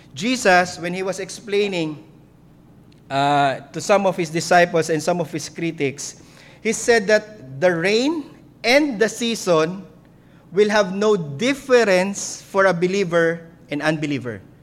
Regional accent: Philippines

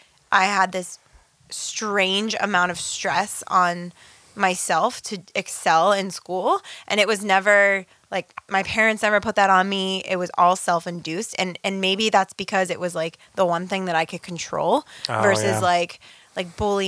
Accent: Pittsburgh, Pennsylvania, United States; also born or lived in Slovakia; I'm from Pittsburgh

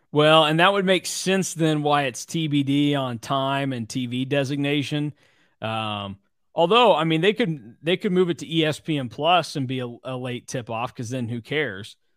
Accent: Hutchinson, Kansas, United States; my hometown of Hutchinson

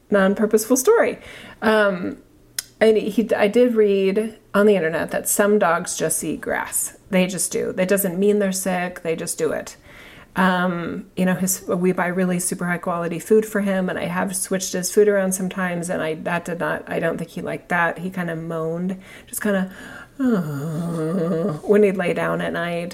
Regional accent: United States; I'm an American citizen

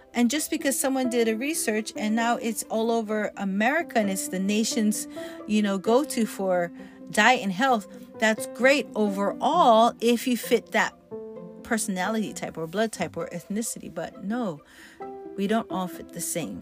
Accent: Hawaii, United States; I'm Hawaiian, growing up in Hawaii

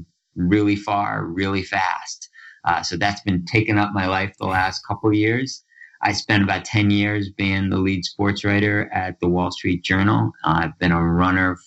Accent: Larchmont, New York, United States; I grew up in Larchmont, New York, which is a little town about a half hour northeast of New York City on Long Island Sound

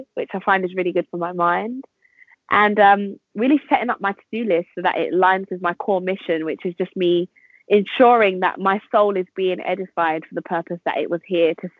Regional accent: London, United Kingdom; I'm from London

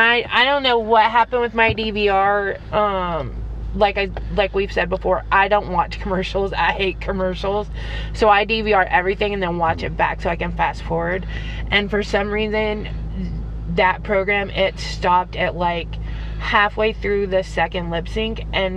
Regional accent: Texas, United States; I'm from Texas.

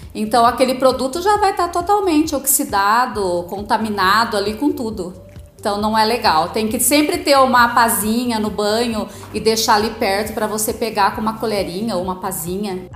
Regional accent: Agudos, São Paulo, Brazil; also born or lived in Lençóis Paulista; eu nasci em Lençóis, mas vim para cá com 9 anos e acabei fazendo a vida aqui em Agudos mesmo

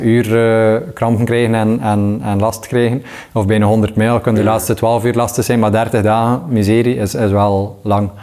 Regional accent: Waregem, Flanders, Belgium; ik ben opgegroeid in Waregem

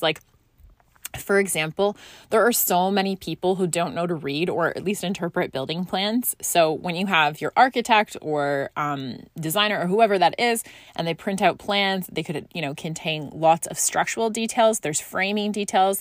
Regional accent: Scotland, United Kingdom; moved away; growing up in Scotland

